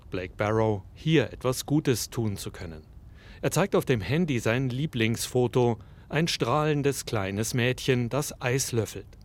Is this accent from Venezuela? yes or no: yes; Maracaibo, Zulia, Venezuela; now in United States; ich komme aus